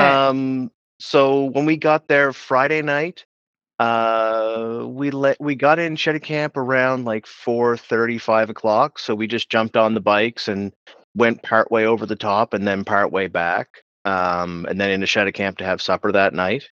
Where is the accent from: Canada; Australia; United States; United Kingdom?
Canada; Pictou County, Nova Scotia; I grew up in Pictou County